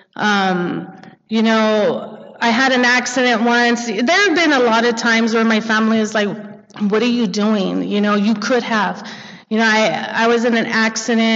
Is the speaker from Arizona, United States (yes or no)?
no; Montebello, California, United States; I grew up in Montebello